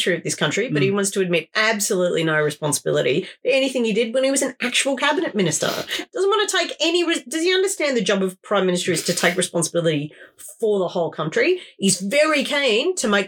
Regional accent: Australia; being Australian

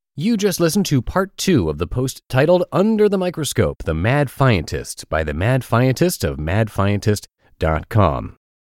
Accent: Pittsburgh, Pennsylvania, United States; moved away; my hometown of Pittsburgh, Pennsylvania

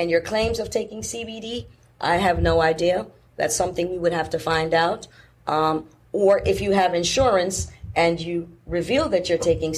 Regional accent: Jamaica; moved away; I was raised in Jamaica where people did not have the luxury of just running to the urgent care center every time you felt pain.

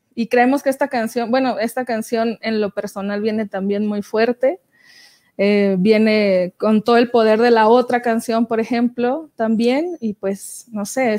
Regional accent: Francisco I. Madero, Coahuila, Mexico; moved away; me había ido a Francisco y Madero, que es de donde yo soy, allá en Coahuila

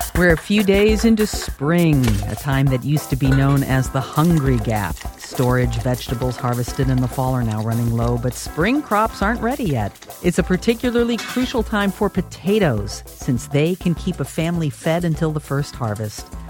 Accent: New York City, New York, United States; as a New Yorker

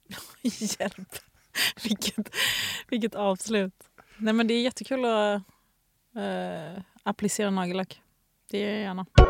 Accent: Gothenburg, Västra Götaland, Sweden; jag växte upp vid eh, Ullevi som ligger halvnära Liseberg

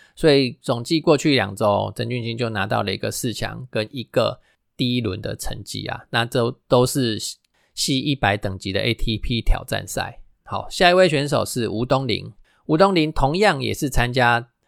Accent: Taiwan; first language Taiwanese Hokkien; Chinese is a second language; 我们的母语哦，就是台语

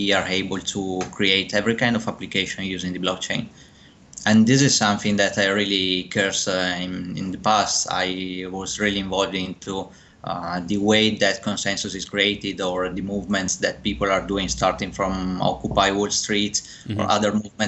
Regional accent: Verona, Veneto, Italy; moved away as an adult; also born or lived in Ireland / Netherlands / United Kingdom; I'm from Italy, born in Verona, and I studied there at the university in Italy.

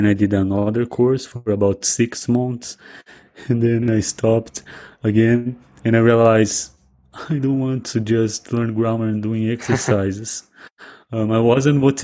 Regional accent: South Region, Brazil; English is a second language; I am from Brazil. I live in a small town in the countryside, south of Brazil.

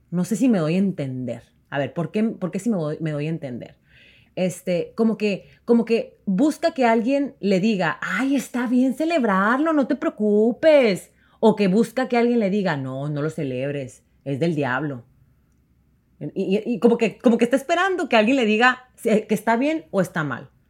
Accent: Mexico; moved away; nosotros como mexicanos llegamos aquí

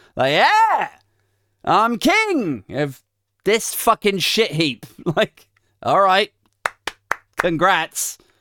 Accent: United Kingdom; we're British

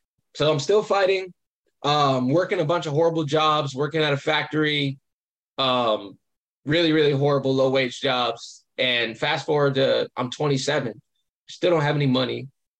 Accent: Champaign, Illinois, United States; He was a professor in my hometown in Champaign, Illinois at the time.

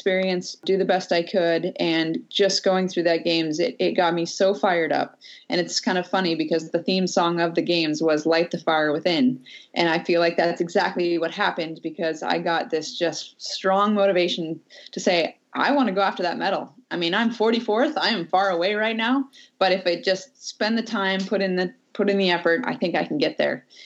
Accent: Anchorage, Alaska, United States; Growing up in Alaska is pretty fun because we have the most amazing outdoor playground here. I mean, I live in the city of Anchorage

